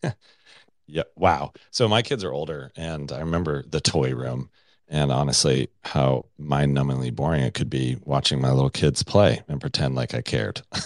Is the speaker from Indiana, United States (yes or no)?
no; Colorado Springs, Colorado, United States; Colorado Springs, Colorado, my hometown